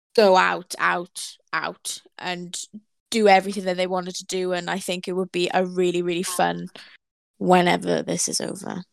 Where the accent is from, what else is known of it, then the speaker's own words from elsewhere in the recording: Wales, United Kingdom; I'm Welsh